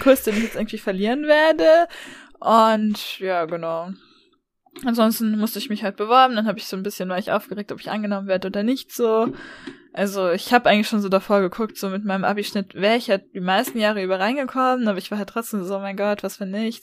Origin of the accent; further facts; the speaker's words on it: Baden-Württemberg, Germany; also born or lived in Tübingen / Freiburg; bei uns in Baden-Württemberg